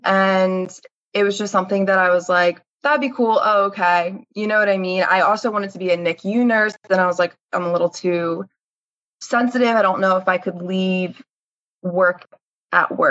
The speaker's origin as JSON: {"language": "English", "area": "Bucks County", "region": "Pennsylvania", "country": "United States", "tie": "born or raised there", "said": "I grew up in Bucks County, which is a very rich area"}